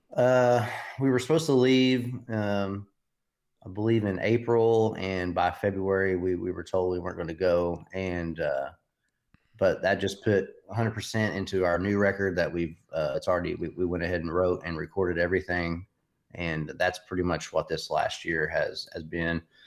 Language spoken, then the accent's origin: English; Knoxville, Tennessee, United States; Everybody's from, originally from Knoxville